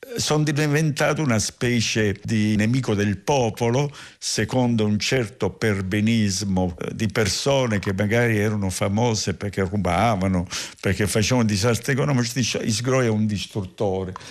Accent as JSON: {"language": "Italian", "town": "Barcellona Pozzo di Gotto", "region": "Sicily", "country": "Italy", "tie": "born or raised there", "said": "Per tornare alla mia nascita, io sono nato lì, in una famiglia"}